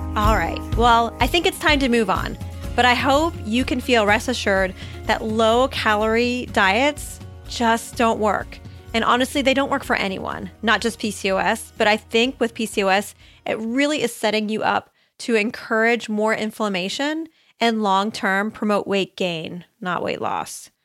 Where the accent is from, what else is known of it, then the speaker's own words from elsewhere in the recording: Ohio, United States; I grew up in Ohio, out in the, near the country.